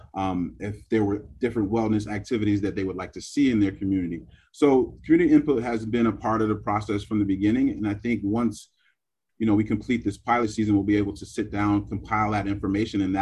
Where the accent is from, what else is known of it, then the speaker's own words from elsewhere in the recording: Hartford, Connecticut, United States; growing up in the North End of Hartford, you know, two blocks away from Keeney Park